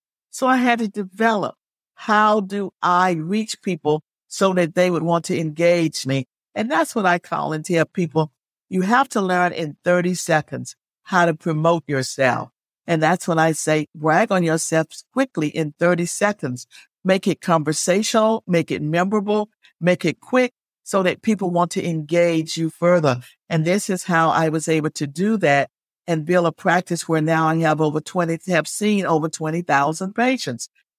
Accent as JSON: {"language": "English", "region": "Alabama", "country": "United States", "tie": "born or raised there", "lives_now": "Virginia, United States", "said": "because I didn't grow up in Virginia. I grew up in Alabama. So here I was thrown into this place where I knew no one."}